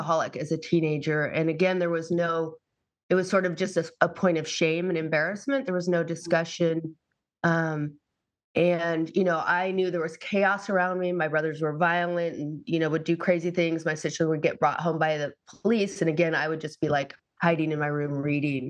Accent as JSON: {"language": "English", "region": "Massachusetts", "country": "United States", "tie": "born or raised there", "said": "I grew up in Massachusetts"}